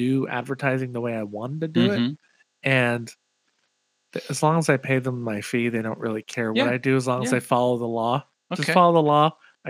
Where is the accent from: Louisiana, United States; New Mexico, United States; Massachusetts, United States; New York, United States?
Massachusetts, United States; Millis; also born or lived in Anaheim, California; now in Seattle, United States; I went to junior high and high school out there.